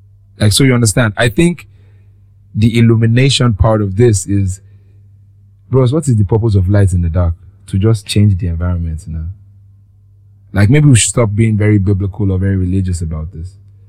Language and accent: English; Lagos, Nigeria; I grew up on Lagos